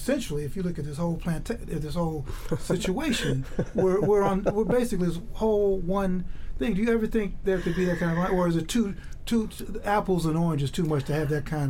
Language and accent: English; Chicago, Illinois, United States; I grew up in the South Side of Chicago.